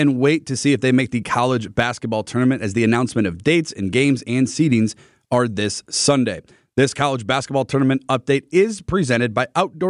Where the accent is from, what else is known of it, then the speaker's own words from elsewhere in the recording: St. Francis, Wisconsin, United States; I grew up in St. Francis